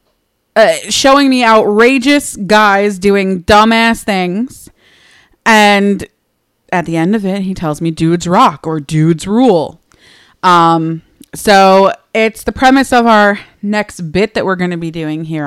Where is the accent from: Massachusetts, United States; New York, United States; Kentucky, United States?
New York, United States; We're from New York